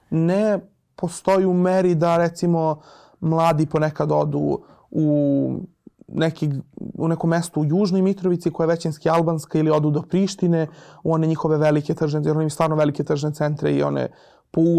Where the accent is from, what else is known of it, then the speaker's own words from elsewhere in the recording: Kosovo; moved away as an adult; also born or lived in Zubin Potok; now in Belgrade, Serbia; to je bio moj prvi put da idem u Prištinu, iako sam rođen e, na Kosovo i Metohiji, dakle nisam ni, ni do svoje, praktično do svoje 20. godine nišao nešto previše južno.